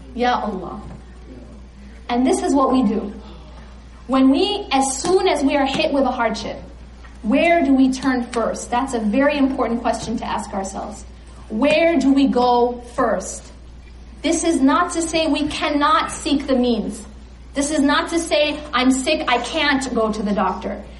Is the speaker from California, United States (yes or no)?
yes; California, United States; I'm from California